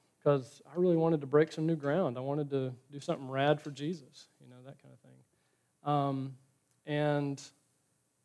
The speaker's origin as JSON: {"language": "English", "town": "Elizabethton", "region": "Tennessee", "country": "United States", "tie": "born or raised there", "also_born_or_lived": "Chattanooga, Tennessee / Orlando, Florida", "moved": "as an adult", "said": "I'd lived in Elizabethton, Tennessee, my hometown"}